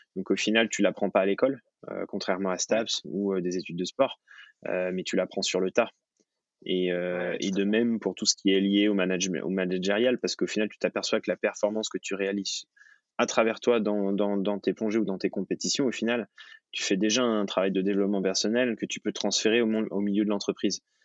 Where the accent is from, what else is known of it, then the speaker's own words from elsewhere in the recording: Thonon-les-Bains, Auvergne-Rhône-Alpes, France; je suis né à Tonon